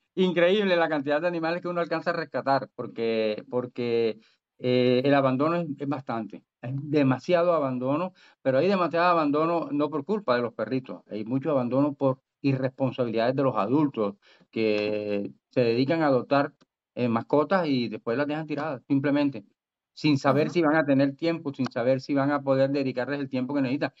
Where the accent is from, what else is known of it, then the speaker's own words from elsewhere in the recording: Barranquilla, Atlántico, Colombia; yo nací en Barranquilla, pero me crié en, en, pueblo, yo soy prácticamente soy provinciano